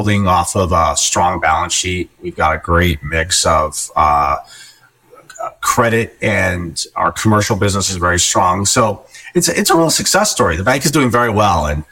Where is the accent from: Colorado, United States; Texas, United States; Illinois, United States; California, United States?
Colorado, United States; moved away; I was born and raised in Colorado and have moved all over the country